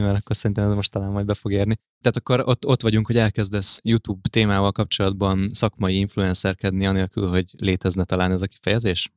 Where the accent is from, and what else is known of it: Budapest, Hungary